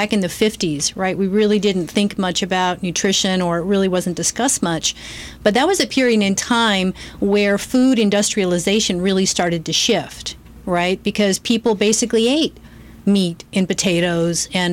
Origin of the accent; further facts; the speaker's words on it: Oregon, United States; also born or lived in St. Louis, Missouri; we moved to Oregon. So I spent most of my years in Oregon and loved it